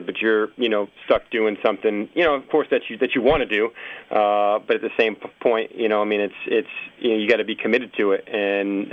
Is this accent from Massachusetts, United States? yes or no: yes; Massachusetts, United States; moved away as an adult; also born or lived in Philadelphia; I'm originally from Massachusetts